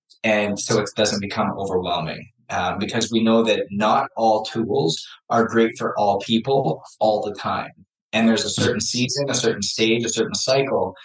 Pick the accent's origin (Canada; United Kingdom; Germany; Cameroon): Canada; I was born in Canada, hockey player